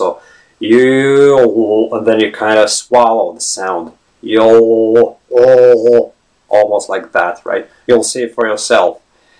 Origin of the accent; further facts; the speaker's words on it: Latvia; first language lv; English is a second language; now in Ireland; I'm not a native English speaker. My native background is Latvian. I come from Latvia, and I've been living in an English-speaking country for 14 years now, right?